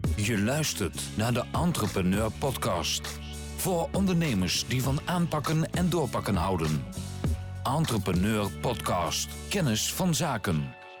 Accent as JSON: {"language": "Dutch", "country": "Netherlands"}